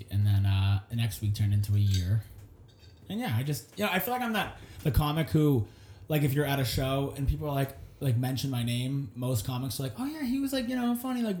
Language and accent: English; Salem, New Hampshire, United States; My hometown of Salem, New Hampshire.